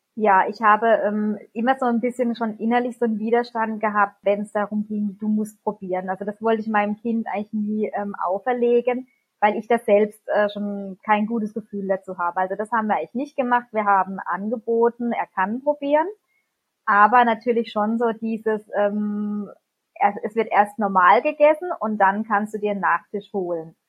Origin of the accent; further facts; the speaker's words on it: near Baden-Baden, Baden-Württemberg, Germany; wir kommen aus der Nähe von Baden-Baden